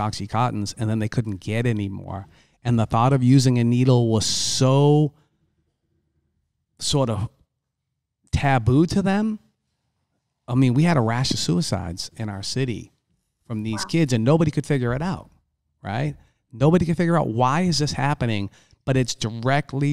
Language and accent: English; Boston, Massachusetts, United States; I come from Boston. I come from the inner city. I come from a very, very tough neighborhood.